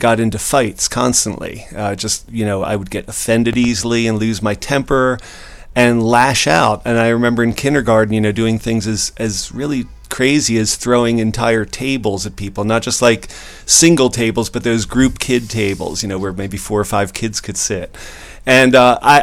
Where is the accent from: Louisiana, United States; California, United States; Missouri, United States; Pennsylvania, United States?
Pennsylvania, United States; Philadelphia; the Parkwood area where I grew up